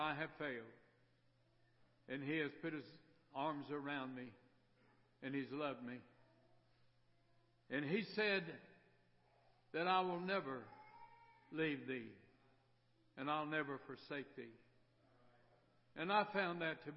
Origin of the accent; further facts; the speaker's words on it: Miami, Florida, United States; moved away as an adult; I was raised in Miami, Florida, up until I was about 19, 20 years old